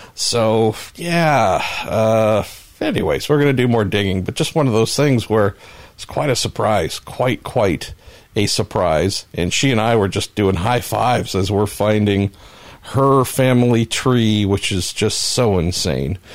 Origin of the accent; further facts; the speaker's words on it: California, United States; I'm Californian